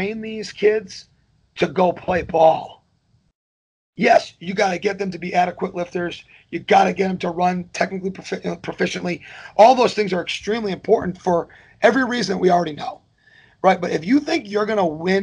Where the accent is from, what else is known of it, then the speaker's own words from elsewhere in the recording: Northbridge, Massachusetts, United States; moved away as an adult; now in Kennesaw, United States; the way I grew up talking and the music I grew up listening to in Northbridge, Massachusetts.